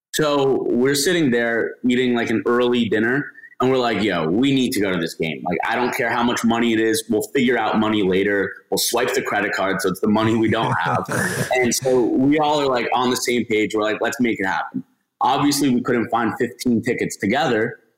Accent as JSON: {"language": "English", "area": "just outside of Miami", "region": "South Florida", "country": "United States", "also_born_or_lived": "Gainesville, Florida", "said": "I'm from South Florida, so just outside of Miami, uh, like 25 minutes north"}